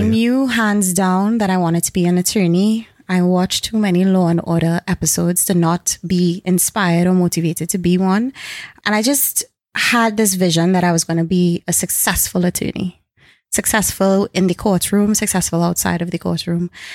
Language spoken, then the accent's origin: English; Carenage, Trinidad & Tobago; also born or lived in Edinburgh; I've been raised, born and raised in Caranage